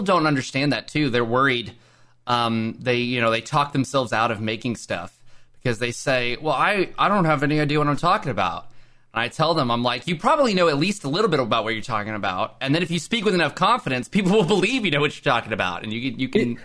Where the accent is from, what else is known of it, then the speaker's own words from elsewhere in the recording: Oklahoma, United States; I live in Oklahoma